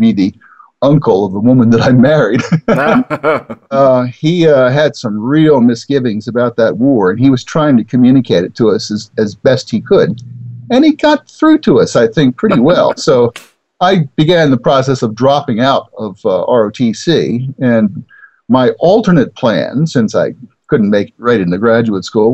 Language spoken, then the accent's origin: English; Baltimore, Maryland, United States; now in Claremont, United States; I grew up in Baltimore